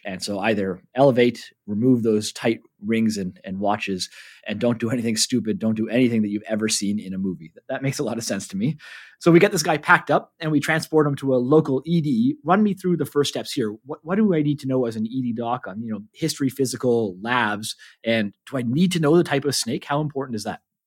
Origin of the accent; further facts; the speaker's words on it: Canada; moved away as an adult; now in New Zealand; I'm a Canadian living in New Zealand.